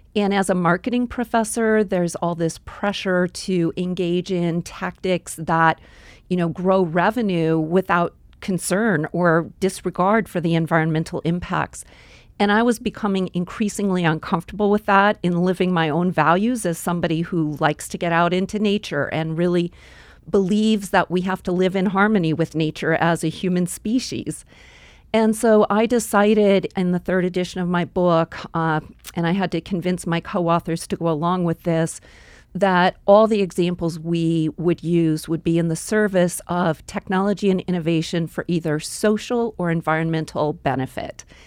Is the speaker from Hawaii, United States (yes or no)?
no; Boise, Idaho, United States; moved away as an adult; also born or lived in Colorado / Silicon Valley; growing up in Boise, we had the Boise River.